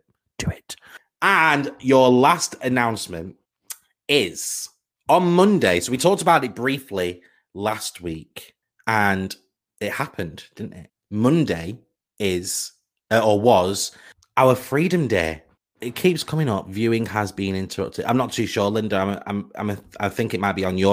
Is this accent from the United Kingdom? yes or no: yes; United Kingdom; we are British people. We're British people